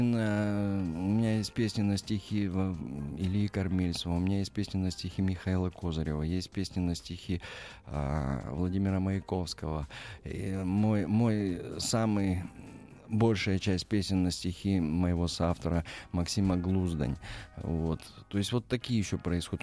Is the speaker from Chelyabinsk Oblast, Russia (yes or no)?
yes; Magnitogorsk, Chelyabinsk Oblast, Russia; moved away as an adult; now in Moscow, Russia; Я родился и вырос в Магнитогорске